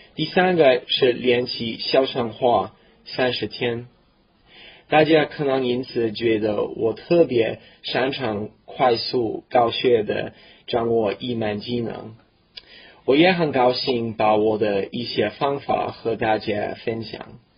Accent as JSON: {"language": "Chinese", "country": "Canada", "tie": "born or raised there", "second_language": "Chinese", "said": "我是一个普通的加拿大人，我在一个小农村出生长大的。那地， 那地方很冷，比哈尔滨还冷，很孤立的一个小北方的那小村庄"}